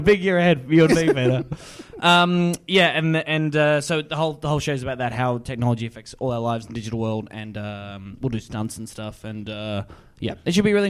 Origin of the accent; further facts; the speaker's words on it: Warrnambool, Victoria, Australia; also born or lived in Melbourne, Australia; now in Sydney, Australia; I'm from country Victoria, from Warrnambool. And then I lived in Melbourne, and now I live in Sydney.